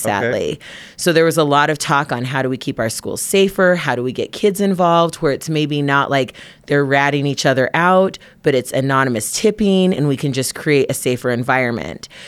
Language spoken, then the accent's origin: English; Provo, Utah, United States; we're from Utah. We grew up in Provo.